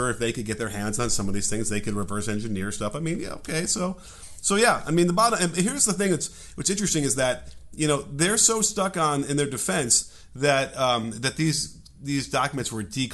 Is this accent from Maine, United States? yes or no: no; Chicago, Illinois, United States; accent: Chicago; now in California, United States; I'm from Chicago and that's how we do things there.